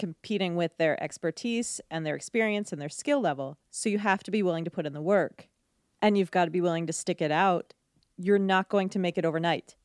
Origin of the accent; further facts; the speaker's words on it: outside of Philadelphia, Pennsylvania, United States; I grew up right outside of Philadelphia